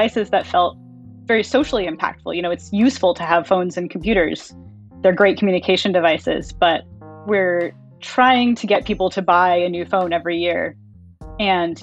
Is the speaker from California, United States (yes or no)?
yes; California, United States; I grew up in California